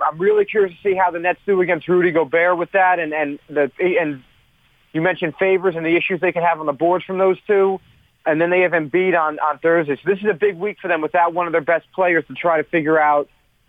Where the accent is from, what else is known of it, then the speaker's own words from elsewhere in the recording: Westfield, New Jersey, United States; also born or lived in Summit, New Jersey; I was born in Summit, New Jersey, and I have grown up in Union County my whole life, Westfield. And I went to high school in Middlesex.